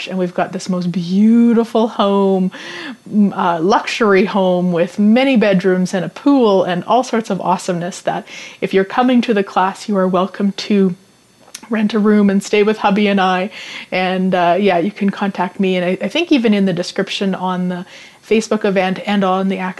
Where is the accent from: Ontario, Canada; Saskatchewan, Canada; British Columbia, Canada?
Saskatchewan, Canada; I was born and raised in Saskatchewan